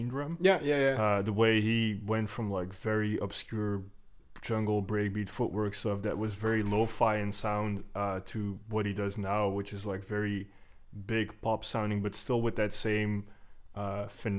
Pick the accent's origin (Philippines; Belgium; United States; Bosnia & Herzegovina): Belgium; Antwerp, Flanders; I'm from Antwerp, yeah, but I grew up just outside of the city